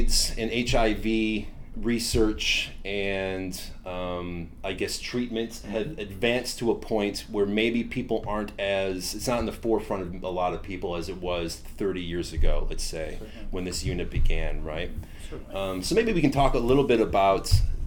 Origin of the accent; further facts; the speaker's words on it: Cleveland, Ohio, United States; I grew up in Cleveland